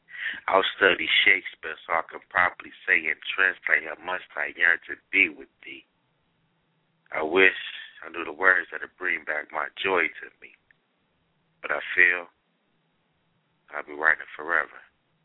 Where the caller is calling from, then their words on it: Cincinnati, Ohio, United States; Cincinnati, Ohio.